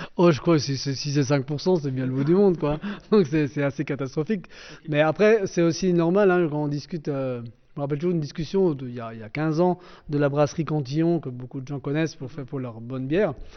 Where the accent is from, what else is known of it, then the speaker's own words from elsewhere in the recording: Alsace, France; on est combien d'Alsaciens